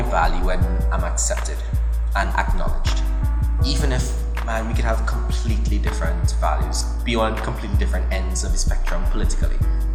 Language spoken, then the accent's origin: English; Trinidad & Tobago; growing up in Trinidad and Tobago